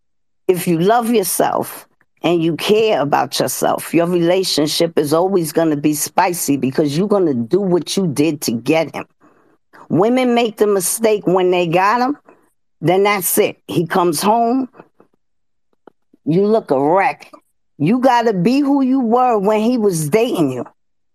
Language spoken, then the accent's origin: English; New York City, New York, United States; I'm born and bred in the South Bronx